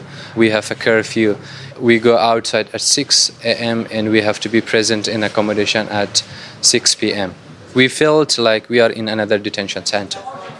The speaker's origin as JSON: {"language": "English", "country": "Afghanistan", "moved": "yes", "lives_now": "Batam, Indonesia", "said": "I'm 20 years of age, and I am originally from Afghanistan, belong to the most persecuted ethnic group called Hazara people."}